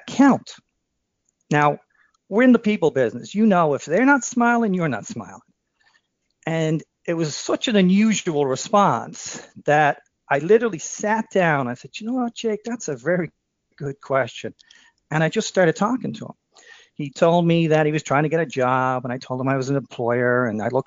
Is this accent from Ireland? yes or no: yes; Dublin, Leinster, Ireland; moved away as an adult; also born or lived in Philadelphia, United States; now in Western Massachusetts, United States; I'm from Dublin, and I worked for three summers down Wildwood, New Jersey